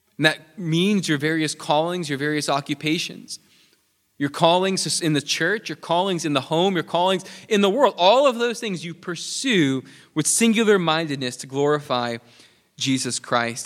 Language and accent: English; New York, United States; moved away; I'm from New York